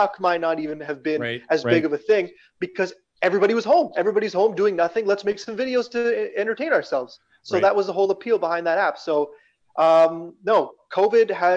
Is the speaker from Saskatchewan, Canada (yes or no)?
yes; Regina, Saskatchewan, Canada; moved away as an adult; also born or lived in London, Ontario / Toronto; Born and raised in Regina, Saskatchewan